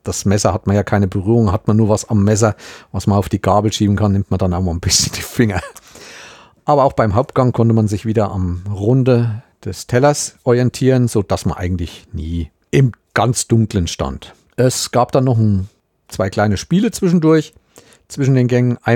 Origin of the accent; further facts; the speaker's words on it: Thuringia, Germany; Das sieht aus, man muss sich eigentlich schämen als Thüringer, weil das eigentlich ein Ausflugsberg ist